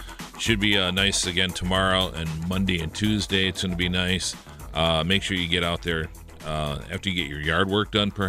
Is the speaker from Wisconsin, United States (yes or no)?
yes; Milwaukee, Wisconsin, United States; also born or lived in West Allis, Wisconsin; Well, officially, I was born in Milwaukee because I was born at St. Joseph Hospital on the near north side. But I was raised until I was 7 years old in West Dallas. Mm-hmm. And then we moved to the southwest side of Milwaukee.